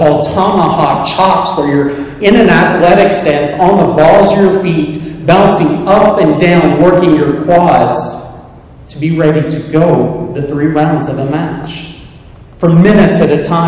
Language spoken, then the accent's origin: English; Soddy-Daisy, Tennessee, United States; I'm from the South